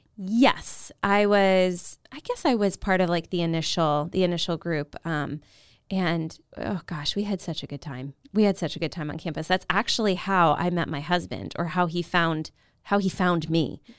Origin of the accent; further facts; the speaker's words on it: Virginia, United States; moved away as an adult; from Virginia, so I went to a small Catholic high school